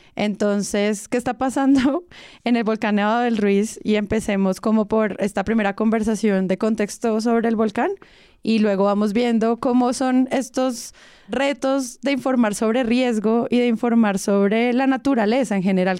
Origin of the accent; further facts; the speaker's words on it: Manizales, Caldas, Colombia; Yo crecí, hice mi bachillerato en Manizales